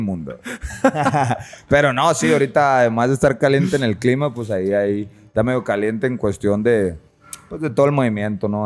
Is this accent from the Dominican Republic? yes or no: no; San Luis Río Colorado, Sonora, Mexico; moved away as an adult; now in Tijuana, Mexico; Soy originario de San Luis Río Colorado, Sonora, ya tijuaneado